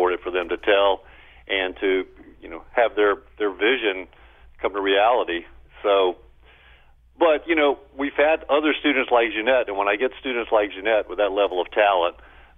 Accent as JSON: {"language": "English", "town": "Baton Rouge", "region": "Louisiana", "country": "United States", "tie": "born or raised there", "said": "I grew up blue collar in Baton Rouge. My dad worked in a petrochemical factory, and, you know, and I later did too."}